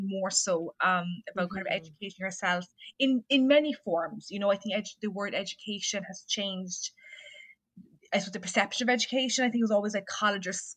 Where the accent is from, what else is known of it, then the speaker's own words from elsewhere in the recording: south of Ireland, Ireland; probably from the accent, I'm not from the US. I'm from Ireland, so I'm from the south of the country.